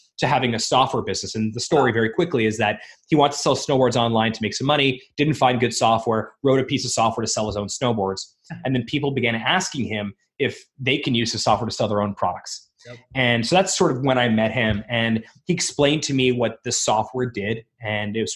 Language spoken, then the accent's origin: English; South Florida, United States; moved away as an adult; also born or lived in Montreal, Canada / Toronto, Canada / Ottawa, Canada; now in Canada; So I was born in Montreal in Canada, and I grew up, when I was really young, we moved down to the States, to South Florida.